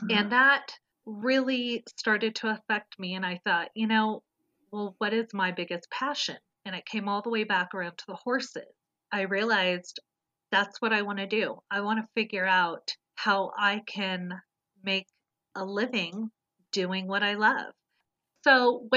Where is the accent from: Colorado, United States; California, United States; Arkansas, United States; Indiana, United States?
California, United States; Southern; I was a total city girl born and raised in Southern California.